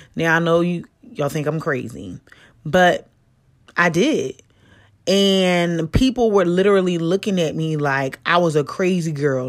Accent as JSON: {"language": "English", "town": "Philadelphia", "region": "Pennsylvania", "country": "United States", "said": "I'm from Philly"}